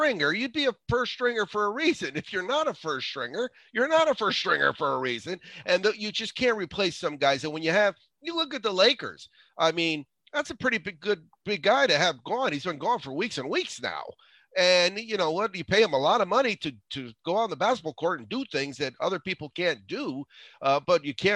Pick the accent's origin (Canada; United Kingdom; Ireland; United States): United States; East Coast; moved away; I grew up on the East Coast